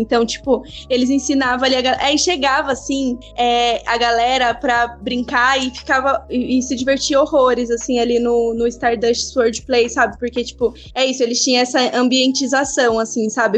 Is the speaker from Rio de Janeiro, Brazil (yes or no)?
no; Barueri, São Paulo, Brazil; eu vim, eu vim da Zona Oeste, né? Eu, eu sou de Barueri